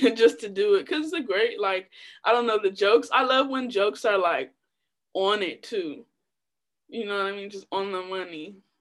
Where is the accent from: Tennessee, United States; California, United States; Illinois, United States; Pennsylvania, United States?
Illinois, United States; Chicago; Most of my little like young years raised on the South Side